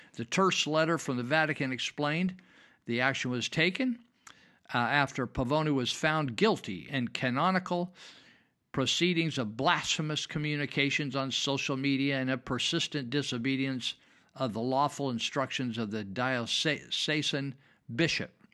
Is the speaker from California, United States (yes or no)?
yes; Yuba County, California, United States; I grew up in Yuba County